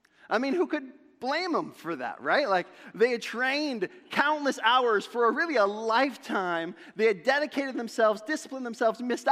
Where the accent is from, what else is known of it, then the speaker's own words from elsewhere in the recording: Sandusky, Ohio, United States; I grew up in Sandusky, Ohio